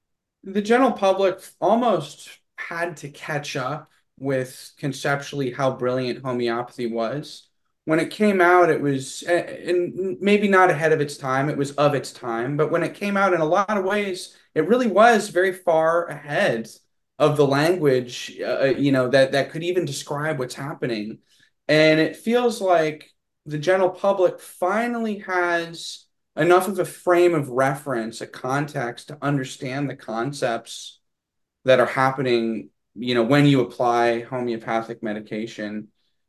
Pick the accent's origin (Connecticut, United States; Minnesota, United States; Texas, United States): Texas, United States; accent: southern drawl; I think also we're both from Texas. So there may be a little bit of an overlap